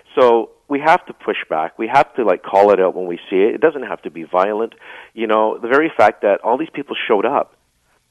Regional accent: Vancouver, British Columbia, Canada; I'm from East Vancouver, too. We're kind of tough

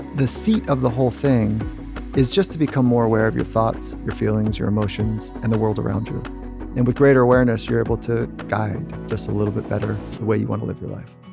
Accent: California, United States; I'm growing up in California.

